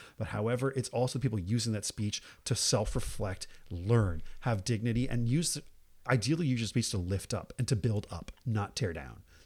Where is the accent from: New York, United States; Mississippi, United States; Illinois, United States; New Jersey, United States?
New Jersey, United States; now in California, United States; I grew up in New Jersey.